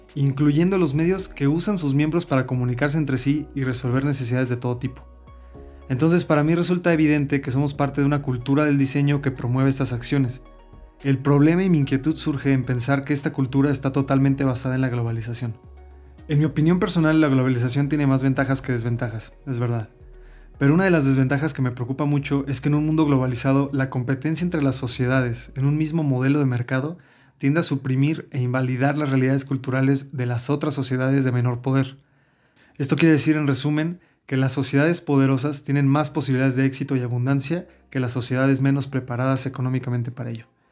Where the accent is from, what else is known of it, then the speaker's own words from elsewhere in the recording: Mexico; un hijo de chilenos que tuvo una educación mexicana normal